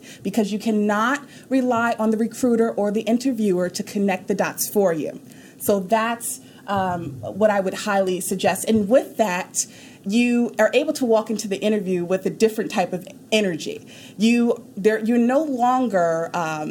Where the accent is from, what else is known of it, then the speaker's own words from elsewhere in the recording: New York, United States; also born or lived in Houston, Texas; now in Dallas, United States; I'm from New York